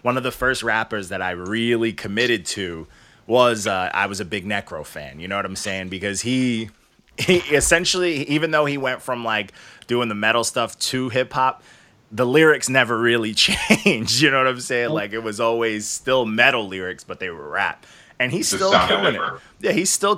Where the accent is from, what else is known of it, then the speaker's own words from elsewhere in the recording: New York, United States; we're from New York. So in New York, it was, you got to rap slow